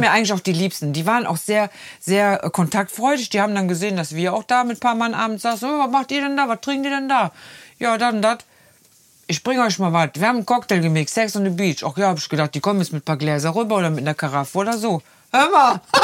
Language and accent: German; Rhineland, Germany; wir Rheinländer